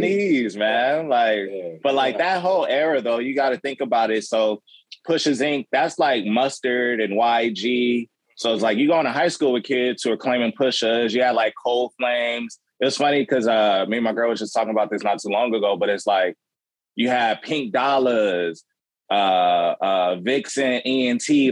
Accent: Los Angeles, California, United States; growing up in South Central

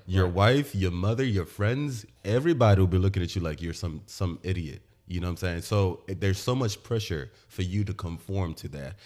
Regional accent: Aba, Abia, Nigeria; now in United States; I was born in Aba. I grew up in Aba. Um, I lived in Aba for the, the entire time I lived in Nigeria until I moved to America.

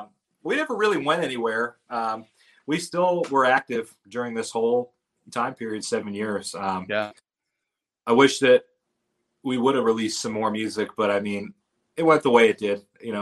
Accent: Ohio, United States; I'm from Ohio.

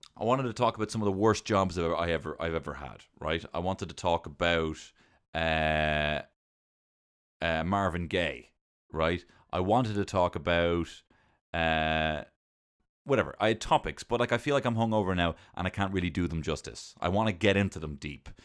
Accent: Ireland; I'm Irish, uh, and I'm not in the I R

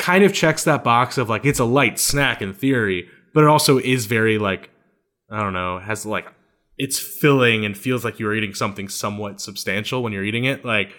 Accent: Louisiana, United States; But 99% of the time, I'm Cajun.

